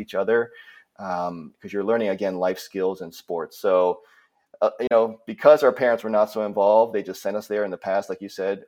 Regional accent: East Coast, United States; also born or lived in Minnesota; So, I was born in Minnesota, but only lived there for a, a year and then moved to the East Coast, uh, moved to, um, Delaware, Maryland, Pennsylvania area

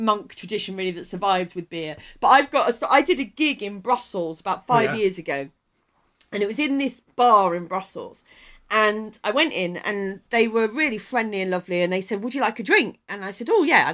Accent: Kent, South East England, United Kingdom; I grew up in Kent.

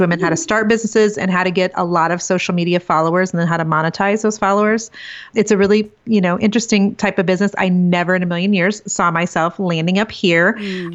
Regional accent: Iowa, United States; now in Kansas City, United States; I'm actually originally from a little tiny small farming community in Iowa, but um, live in Kansas City with my husband of 22 years

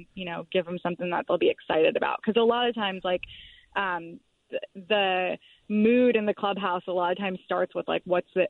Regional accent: Florida, United States; moved away; I'm from the East Coast. I grew up in Florida

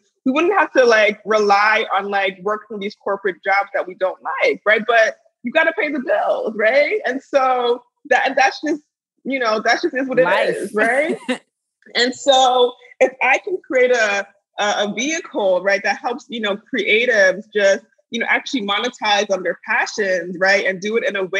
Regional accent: United States; also born or lived in Pittsburgh; I grew up here in the States, but, you know, I come from a, you know, very strong Nigerian background and heritage

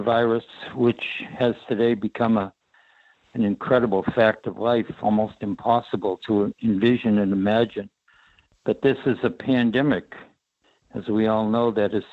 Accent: Boston, Massachusetts, United States; growing up in South Boston

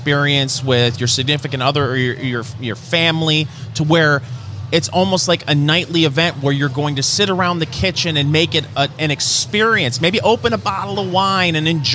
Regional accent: Michigan, United States; I'm from Michigan, and there are several cities that had decent downtowns

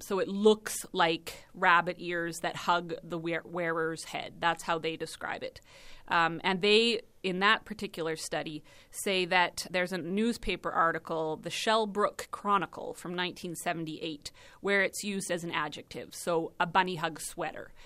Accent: Watson, Saskatchewan, Canada; also born or lived in Eston, Saskatchewan; I was born in Eston and, uh, raised in Watson

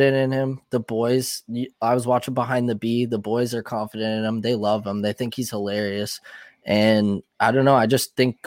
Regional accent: Ontario, Canada; being a Canadian

